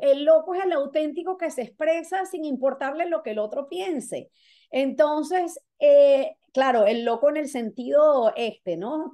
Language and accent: Spanish; Venezuela; now in Florida, United States; soy venezolana, resido en el estado de la Florida